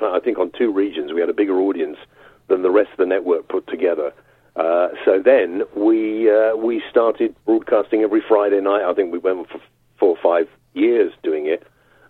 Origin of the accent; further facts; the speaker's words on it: London, United Kingdom; moved away as an adult; also born or lived in Yorkshire / North East England; Although I am a Londoner who is half Welsh on my mother's side, and my mother always said that means you're Welsh. I moved to Yorkshire from London. I moved to the northeast from London for 3 months and stayed for about 25 years